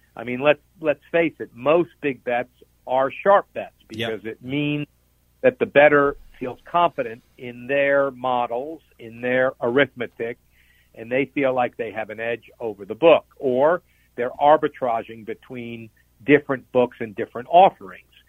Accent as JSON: {"language": "English", "region": "Nevada", "country": "United States", "said": "I come from Nevada"}